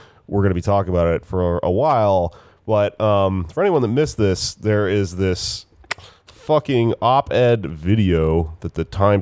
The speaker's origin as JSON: {"language": "English", "region": "Texas", "country": "United States", "said": "I'm a Mexican from Texas"}